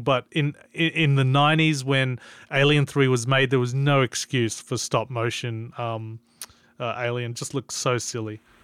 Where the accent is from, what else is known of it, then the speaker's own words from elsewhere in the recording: Australia; as an Australian